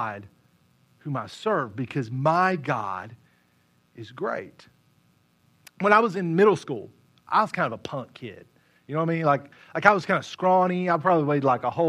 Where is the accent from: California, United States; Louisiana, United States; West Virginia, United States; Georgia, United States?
West Virginia, United States; I grew up in West Virginia